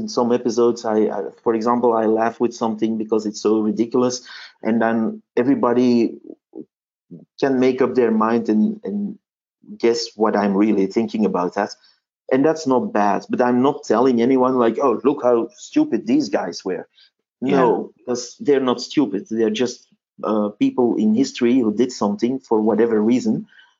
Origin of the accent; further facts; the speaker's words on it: Flanders, Belgium; first language Dutch; English is a second language; Well, where I live, they all say Flemish or Vlaams. So my mother tongue is Dutch and the Belgian variety.